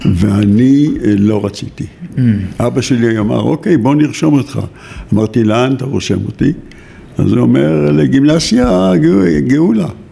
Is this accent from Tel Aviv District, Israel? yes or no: yes; Givatayim, Tel Aviv District, Israel; born or raised there; also born or lived in Jaffa